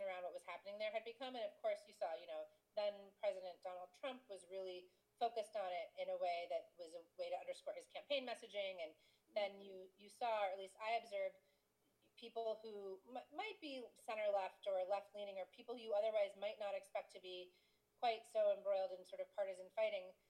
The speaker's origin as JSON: {"language": "English", "country": "United States", "said": "as an American living in the world"}